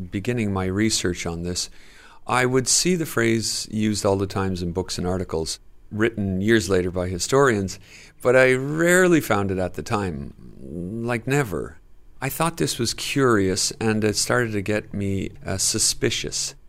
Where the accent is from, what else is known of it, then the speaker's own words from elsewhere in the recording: Dublin, Leinster, Ireland; growing up in Dublin in the seventies and eighties